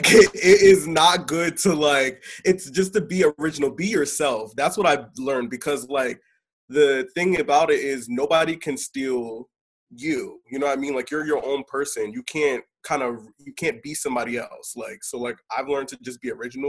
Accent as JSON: {"language": "English", "town": "Willingboro", "region": "New Jersey", "country": "United States", "tie": "born or raised there", "said": "I am from New Jersey, hometown, Willingboro, New Jersey"}